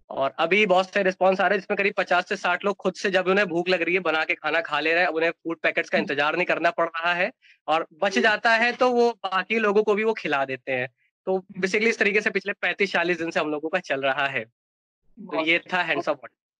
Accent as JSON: {"language": "Hindi", "town": "Kanpur", "region": "Uttar Pradesh", "country": "India", "also_born_or_lived": "Mumbai / Bangalore", "accent": "Kanpuriya", "moved": "yes", "said": "मेरी जॉब मुझे कनपुरिया भाषा की वजह से मिली थी"}